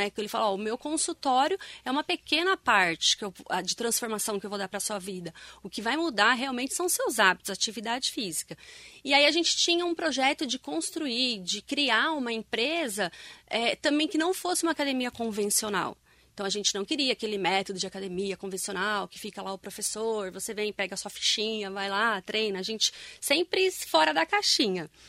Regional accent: São Paulo, Brazil; born there; now in Mogi das Cruzes, Brazil; Eu nasci em São Paulo. E aí

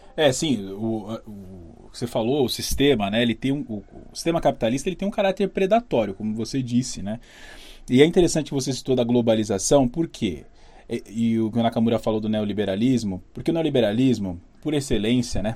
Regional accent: São Paulo, Brazil; a gente é aqui de São Paulo

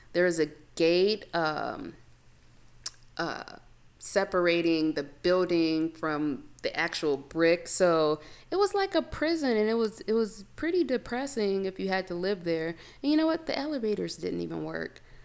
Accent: Chicago, Illinois, United States; now in Los Angeles, United States; I was born and raised in Chicago. And when anyone asks me where I'm from, I automatically say the South Side

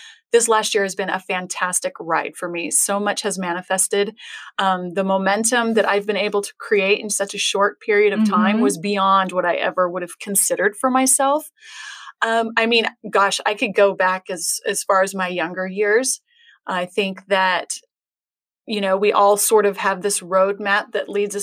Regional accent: Tempe, Arizona, United States; also born or lived in Scottsdale, Arizona / Flagstaff, Arizona / California; I am a native Arizonan. Mm-hmm. I was born in Scottsdale and okay. raised in Tempe

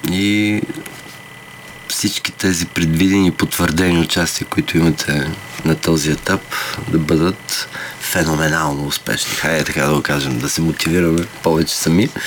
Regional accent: Samokov, Sofia Province, Bulgaria; Аз съм от Самоков.

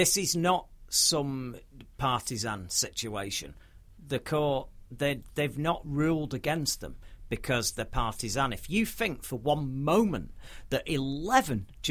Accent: United Kingdom; being a Brit

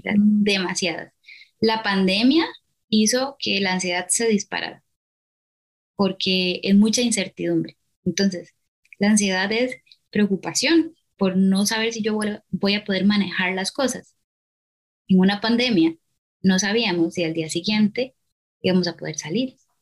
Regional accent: Costa Rica; soy psicóloga de Costa Rica

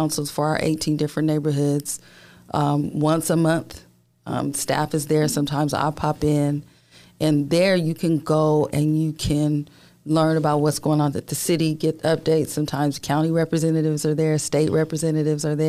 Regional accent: San Diego, California, United States; I grew up in Paradise Hills

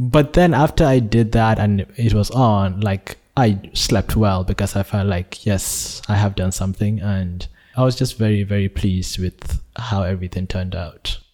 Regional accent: Nigeria; born or raised there; now in Malaysia

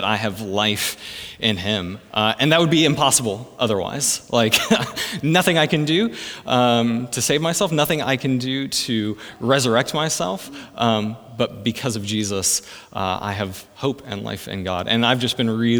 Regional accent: Texas, United States; now in Adelaide, Australia; originally from Texas in the States

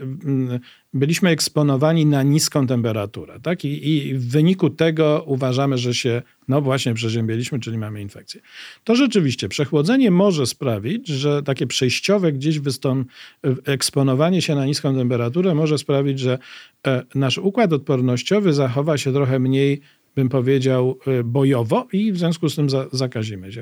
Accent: Łódź, Łódź Voivodeship, Poland; mieszkałem w Łodzi, bo jestem łodzianinem

